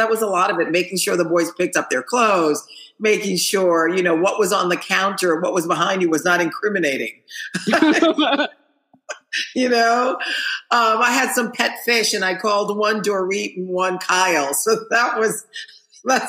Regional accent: Haiti; moved away; I'm from Haiti where we didn't have a lot.

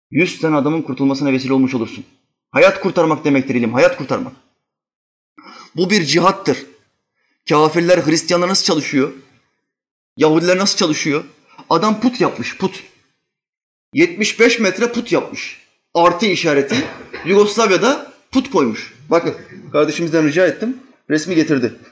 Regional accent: Albania; Çünkü en çok Arnavut milletinin düzelmesini ben isterim. Çünkü ben Arnavutum. En çok kendi milletimi yererim.

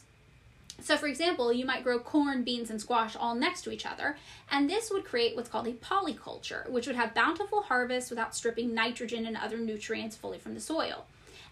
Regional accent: California's Central Valley, United States; growing up in California's Central Valley

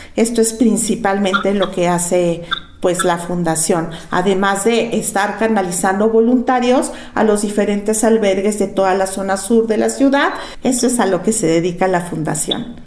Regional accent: Mexico

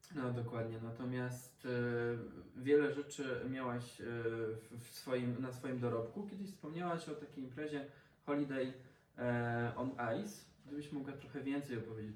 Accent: Lower Silesian Voivodeship, Poland; ja też jestem z Dolnego Śląska

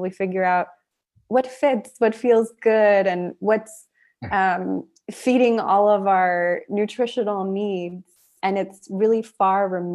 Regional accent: United States; an American

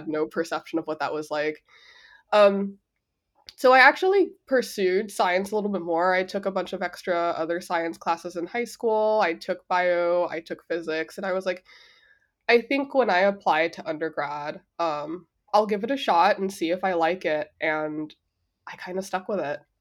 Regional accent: Los Angeles, California, United States; first language Spanish; English is a second language; moved away; I grew up in South Central, East L

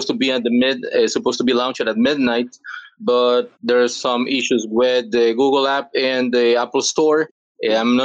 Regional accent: El Salvador; English is a second language; I'm from El Salvador. I've been living here all my life

